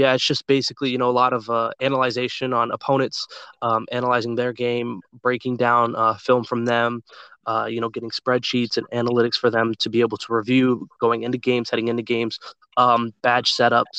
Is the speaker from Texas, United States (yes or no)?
yes; Dallas, Texas, United States; born or raised there